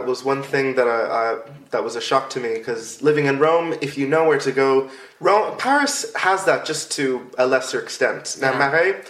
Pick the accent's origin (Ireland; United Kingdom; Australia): Ireland; Yeah, I know. Especially as an Irish person.